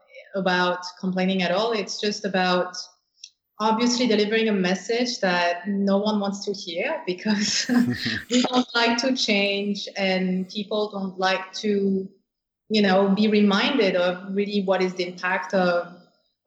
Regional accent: France; moved away; I grew up in France

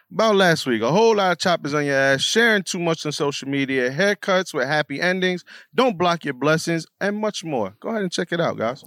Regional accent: New York City, New York, United States; I'm just a Bronx nigga with, uh, Bronx building in the background

